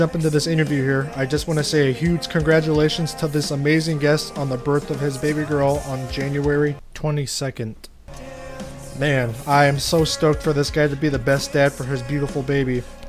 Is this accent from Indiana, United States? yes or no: yes; Indiana, United States; I'm from Indiana.